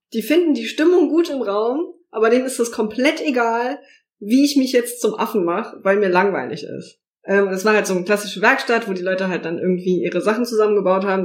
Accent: Saarland, Germany; moved away as an adult; now in Berlin, Germany; ich bin gebürtige Saarländerin, lebe jetzt seit drei Jahren in Berlin

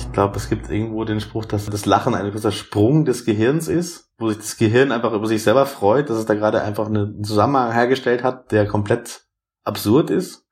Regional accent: Germany; ich bin da in erster Linie erstmal nur der Deutsche

